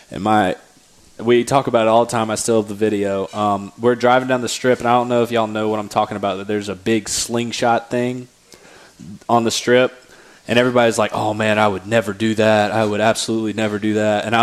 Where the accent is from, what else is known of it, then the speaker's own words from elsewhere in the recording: the Carolinas, United States; I grew up in the Carolinas.